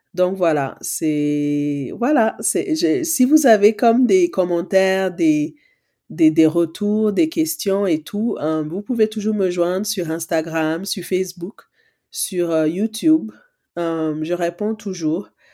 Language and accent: French; Cameroon; je suis née au Cameroun, dans un village.